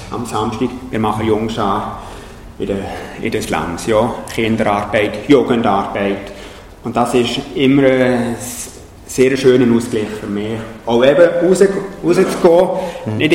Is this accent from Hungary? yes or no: no; Switzerland; Für mich als Schweizer, als äh, ehemaliger Berggänger, ist das kein Problem.